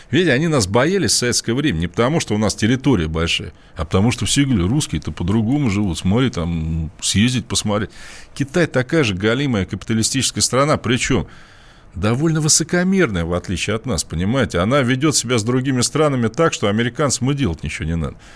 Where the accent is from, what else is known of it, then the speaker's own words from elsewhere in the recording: Russia; Я говорю, «А потому что я из России.